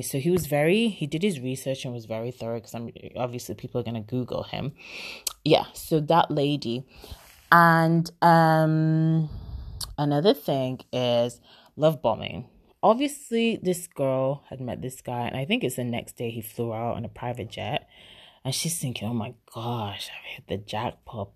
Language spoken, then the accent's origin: English; Nigeria; moved away; I'm Nigerian